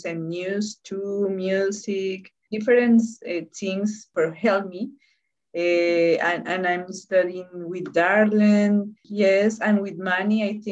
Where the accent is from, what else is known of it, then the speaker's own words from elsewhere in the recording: Bogotá, Colombia; first language Spanish; English is a second language; moved away as an adult; I'm from Colombia.